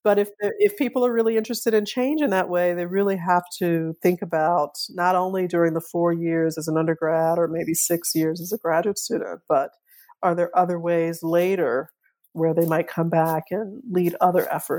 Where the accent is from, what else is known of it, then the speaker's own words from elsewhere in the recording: New Orleans, Louisiana, United States; So I grew up in New Orleans. I've learned that my family, on my father's side was there, on both sides of my family was there from the antebellum era.